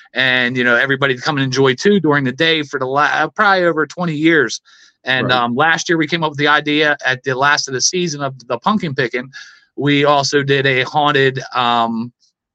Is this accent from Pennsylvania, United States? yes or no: yes; Philadelphia, Pennsylvania, United States; I grew up in South Philly